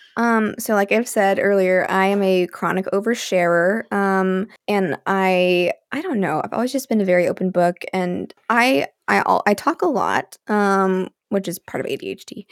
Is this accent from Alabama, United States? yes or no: yes; Alabama, United States; I was raised in Alabama